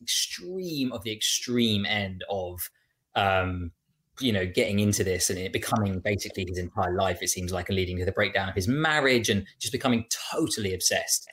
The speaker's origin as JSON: {"language": "English", "country": "United Kingdom", "said": "as a British society"}